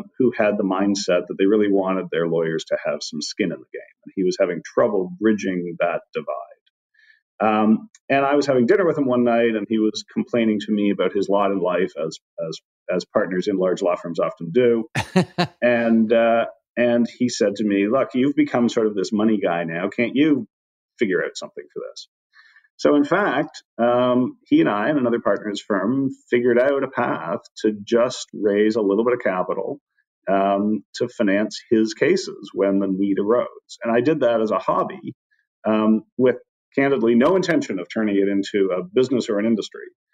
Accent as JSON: {"language": "English", "country": "Canada", "accent": "Canadian", "moved": "yes", "said": "I'm Canadian, as you can probably tell from a dropped about here and there."}